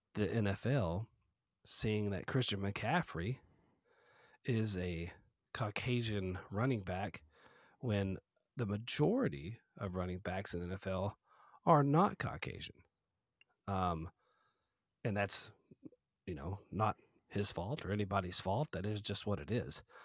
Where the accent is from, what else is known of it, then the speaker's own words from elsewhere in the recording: Texas, United States; I'm from Texas